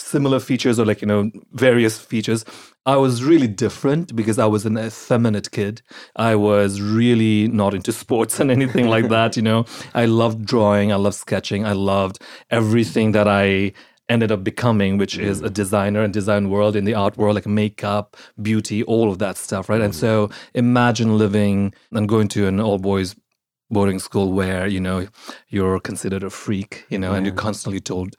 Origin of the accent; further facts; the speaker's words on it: Nepal; also born or lived in Singapore / India / London / Australia; So I was born in Singapore. I grew up in Nepal and lived in India, London, Australia, and then I came here. I grew up primarily in Nepal and India